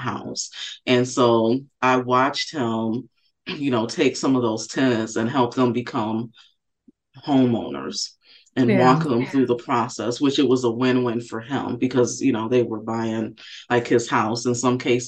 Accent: Benton Harbor, Michigan, United States; I grew up in Benton Harbor, Michigan

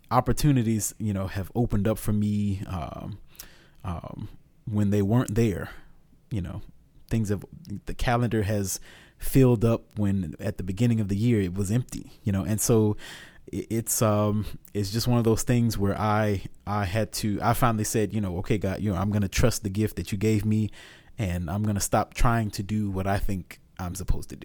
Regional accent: Augusta, Georgia, United States; born and raised in Augusta, Georgia

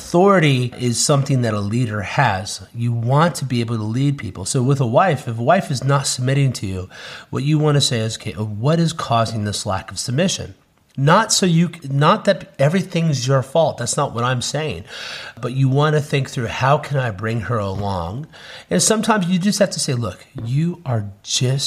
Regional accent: Cincinnati, Ohio, United States; moved away as an adult; now in South Carolina, United States; We're moving back to our hometown of Cincinnati

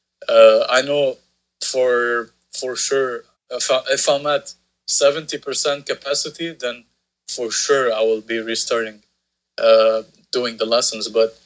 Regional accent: Beirut, Beirut Governorate, Lebanon; … was a band that I grew up watching here in Beirut

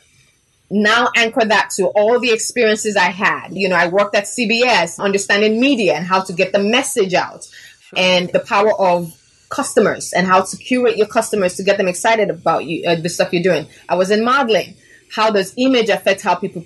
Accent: Nigeria; also born or lived in Chicago, United States; I was born in Chicago, raised in Nigeria.

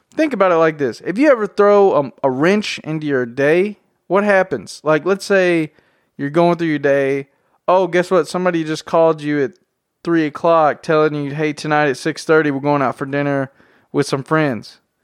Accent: Tennessee, United States; accent: southern drawl; I'm from Tennessee. I have a very southern accent, drawl

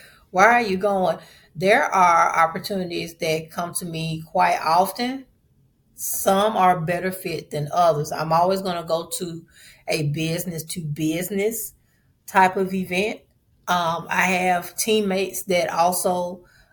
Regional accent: Memphis, Tennessee, United States; I'm from Memphis

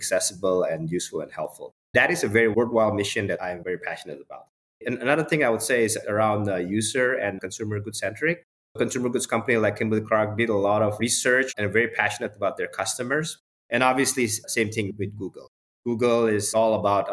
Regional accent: Indonesia; moved away as an adult; I grew up in Indonesia

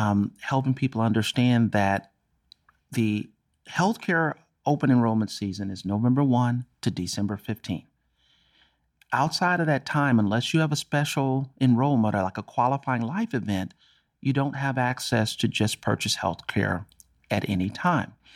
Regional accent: Dallas, Texas, United States; I'm born and raised in Texas and Dallas

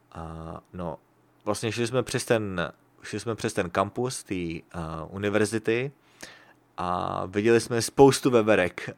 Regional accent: Prague, Czechia; now in Sacramento, United States; Když jsem byl v Praze

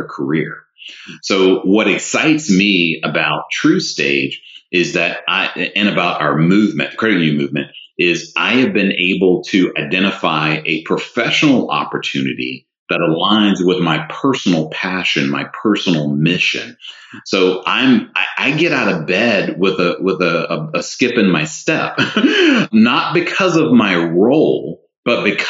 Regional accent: the South, United States; I'm a Southerner by birth who was raised in a two-parent home

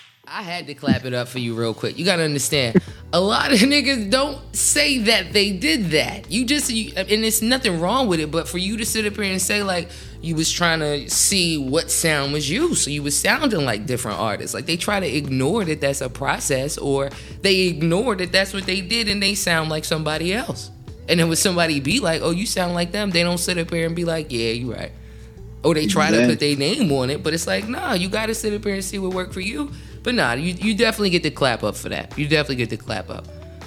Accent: Atlanta, Georgia, United States; also born or lived in Carolinas; Like, I'm from Atlanta, but then I moved to the Carolinas and I caught on to the country.

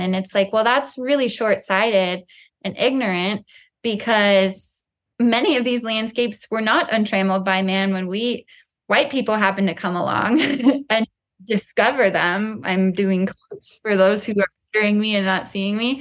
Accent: Colorado, United States; I grew up in the West. I grew up with the Rockies outside my bedroom window in Colorado

